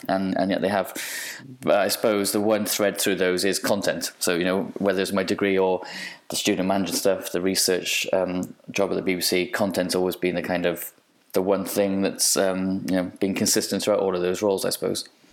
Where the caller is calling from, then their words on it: Cardiff, Wales, United Kingdom; I'm calling in from Cardiff in Wales.